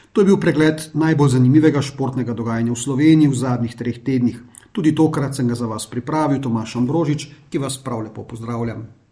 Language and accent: Slovenian; Slovenia; smo Slovenci